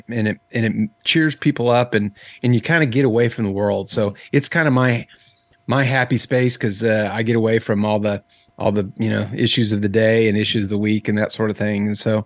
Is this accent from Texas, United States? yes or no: yes; Texas, United States; born there; So I was born in Texas.